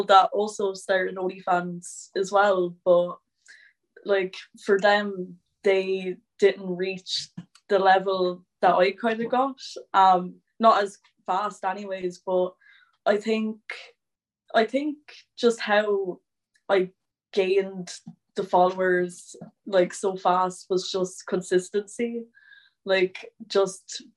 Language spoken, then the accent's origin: English; Waterford, Munster, Ireland; I'm 18, I'm from Waterford